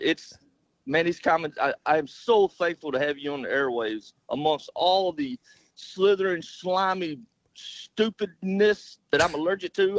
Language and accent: English; Southeast Arkansas, United States; I grew up in Southeast Arkansas